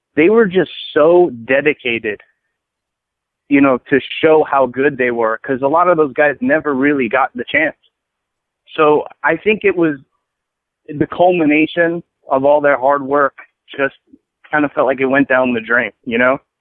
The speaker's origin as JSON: {"language": "English", "town": "Edison", "region": "New Jersey", "country": "United States", "tie": "born or raised there", "also_born_or_lived": "Brooklyn, New York", "moved": "yes", "lives_now": "Arizona, United States", "said": "I was born in Brooklyn, but I grew up in Jersey, in Central Jersey, Edison, New Jersey"}